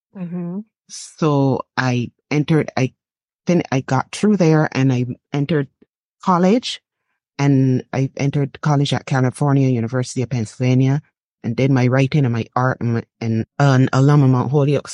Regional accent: Barbados; moved away as an adult; now in United States; growing up in Barbados

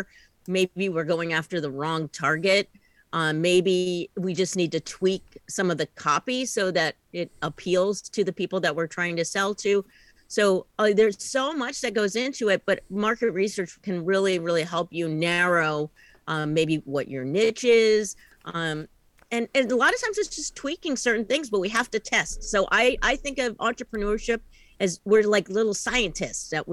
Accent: East Coast, United States; now in Portland, United States; I am originally an East Coast person

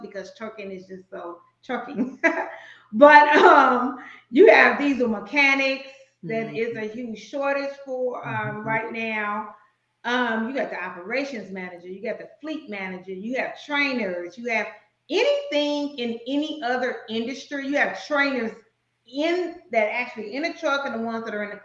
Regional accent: Chicago, Illinois, United States; moved away; I'm originally from Chicago

